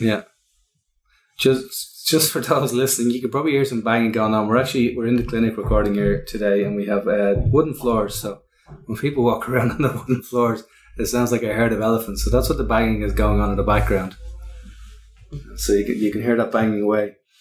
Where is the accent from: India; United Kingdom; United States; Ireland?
Ireland; accent: Irish; that's my Irish accent